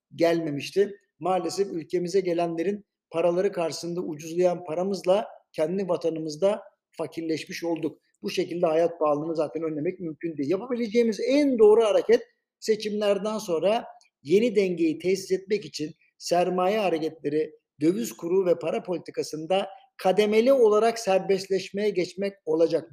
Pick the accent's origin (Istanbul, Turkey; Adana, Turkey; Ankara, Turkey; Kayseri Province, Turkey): Istanbul, Turkey; doğup büyüdüğüm yer olan Beşiktaş ve Şişli bölgesi